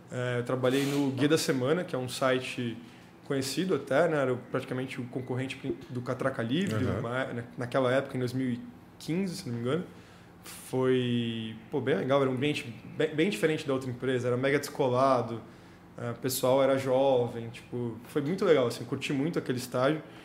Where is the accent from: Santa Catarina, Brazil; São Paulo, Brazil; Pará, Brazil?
São Paulo, Brazil; Santos; eu sou de Santos, nascido em Santos. É, morei em Santos até, fazer, até entrar na faculdade